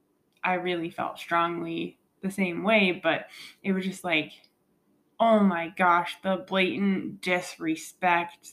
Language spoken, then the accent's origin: English; Colorado, United States; I grew up with my sister in Colorado